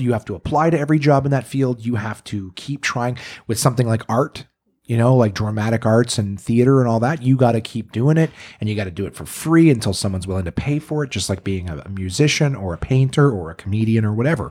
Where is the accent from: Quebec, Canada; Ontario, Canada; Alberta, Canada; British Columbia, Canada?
Ontario, Canada; Ottawa; also born or lived in North Bay, Ontario; I was born in North Bay, but I moved to Ottawa when I was one